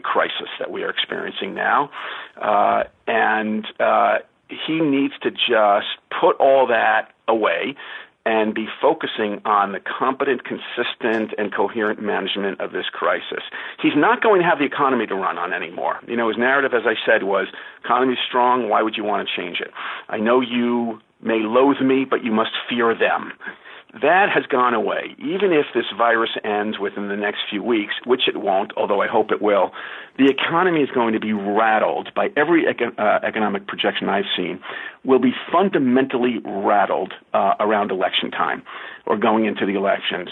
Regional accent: Levittown, New York, United States; I grew up in Levittown, Long Island

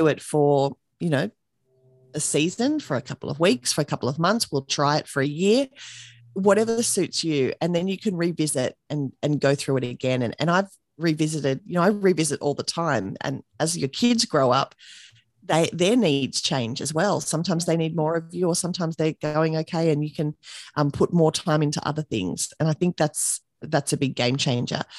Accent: Australia; accent: Australian; I'm here in Australia, and you can probably tell that from my accent already

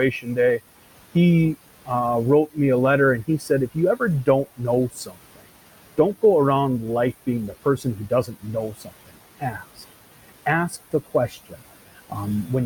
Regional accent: Wisconsin, United States; moved away; I was born and raised in Wisconsin

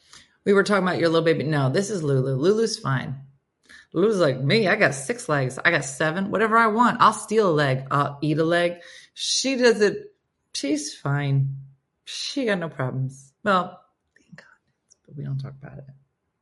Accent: United Kingdom; moved away; Yeah, I'm British, been here 20 years, still don't understand it.

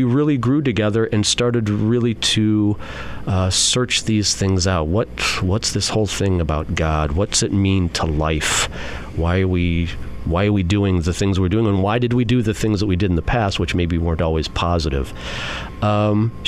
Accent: Mantua, Ohio, United States; also born or lived in Bedford, Ohio; there's not too many Byzantine parishes in Mantua, Ohio, which is where I'm from now

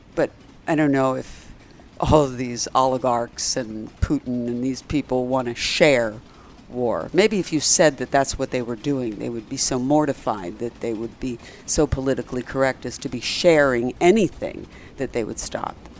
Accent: United States; My ancestors are from Ukraine. But still, I am American

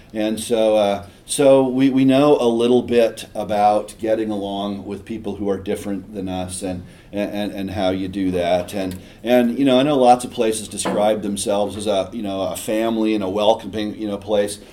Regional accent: Eugene, Oregon, United States; I grew up in Eugene.

